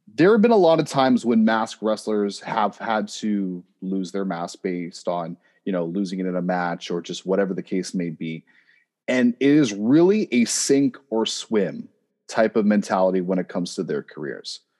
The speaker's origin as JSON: {"language": "English", "town": "Oshawa", "region": "Ontario", "country": "Canada", "said": "I am from Oshawa"}